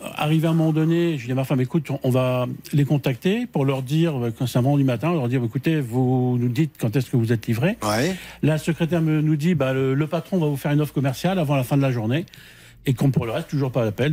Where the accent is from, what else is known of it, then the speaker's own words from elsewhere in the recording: Brittany, France; je suis breton.